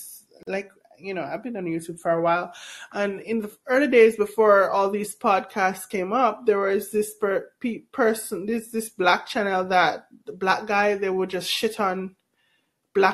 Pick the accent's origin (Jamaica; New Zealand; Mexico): Jamaica; also born or lived in Canada / Europe; now in New York, United States; I grew up in Jamaica.